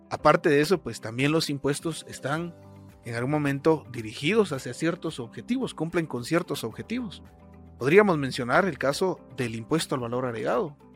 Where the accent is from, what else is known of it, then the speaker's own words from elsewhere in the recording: Guatemala; Creo que como guatemaltecos, en más de una ocasión nos hemos hecho esta pregunta, ¿para qué sirven los impuestos? En Guatemala, en la actualidad, existen dos clases de impuestos